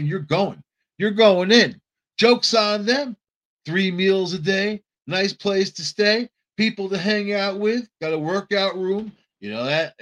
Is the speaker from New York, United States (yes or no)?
yes; New York City, New York, United States; also born or lived in Long Island; I grew up on Long Island and in New York City, around Brooklyn, Queens, the Bronx